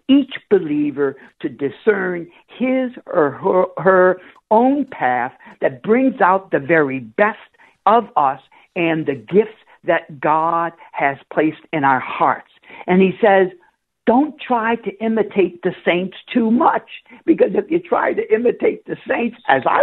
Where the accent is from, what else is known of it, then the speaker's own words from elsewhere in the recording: New Orleans, Louisiana, United States; when I was growing up in New Orleans as a young kid